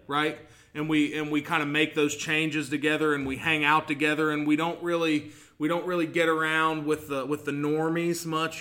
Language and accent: English; Portsmouth, Ohio, United States; I'm from here